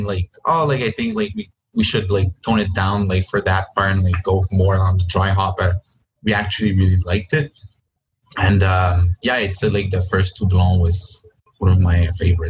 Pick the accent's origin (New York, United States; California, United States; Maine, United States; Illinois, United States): Illinois, United States; Joliet; But then I come from Joliet, so L'Interlude, now known as L'Albion, like was one of the spots where I actually like went and got my first beers.